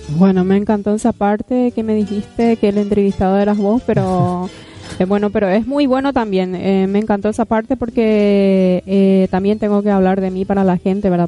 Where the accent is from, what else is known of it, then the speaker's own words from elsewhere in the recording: San Estanislao, San Pedro Department, Paraguay; moved away; nací en San Estanislao, como les dije. Provengo de allá.